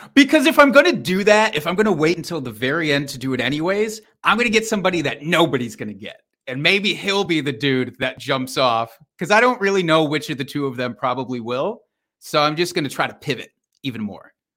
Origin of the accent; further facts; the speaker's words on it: Iowa, United States; now in Wisconsin, United States; I am from Iowa